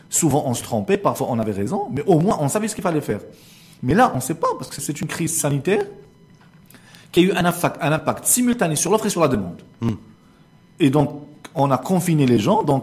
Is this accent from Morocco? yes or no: yes; Morocco; chez nous au Maroc